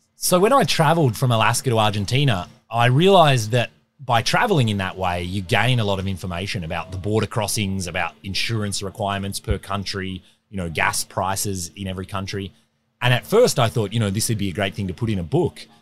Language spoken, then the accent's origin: English; Australia; moved away as an adult; now in Whitehorse, Canada; I grew up in Australia, relatively normal upbringing.